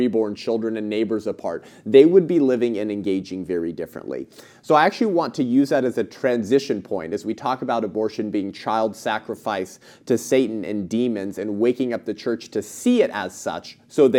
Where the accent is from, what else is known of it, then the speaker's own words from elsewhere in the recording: California, United States; California, my home state, where I'm recording from right now